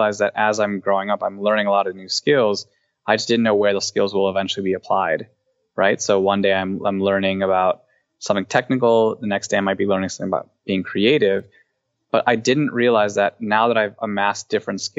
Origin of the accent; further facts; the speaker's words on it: Cleveland, Ohio, United States; we're both from the same area, we're both from Cleveland